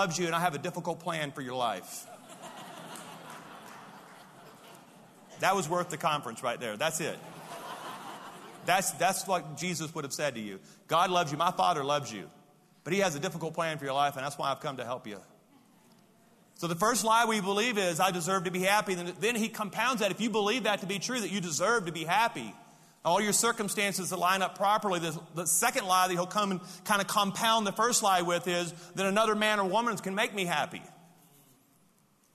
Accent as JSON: {"language": "English", "region": "Louisiana", "country": "United States", "said": "I'm from Louisiana"}